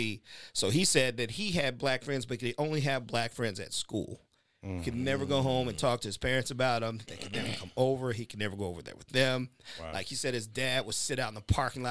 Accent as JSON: {"language": "English", "town": "Kansas City", "region": "Missouri", "country": "United States", "tie": "born or raised there", "said": "I grew up on 71st in Indiana, and we were some of the first black families to move out in these neighborhoods"}